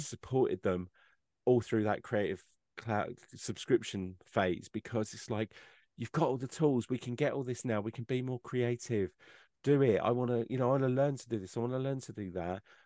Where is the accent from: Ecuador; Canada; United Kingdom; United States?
United Kingdom; England; I'm an English person